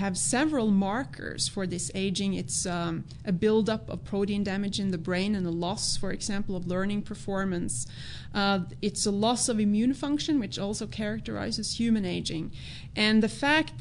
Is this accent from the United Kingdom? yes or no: no; Norway; moved away as an adult; now in United States; I'm Norwegian. Yeah, I grew up in Norway.